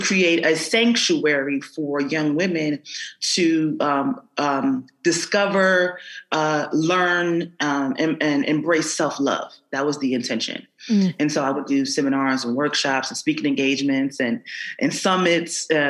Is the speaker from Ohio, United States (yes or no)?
no; Philadelphia, Pennsylvania, United States; I grew up in North Philadelphia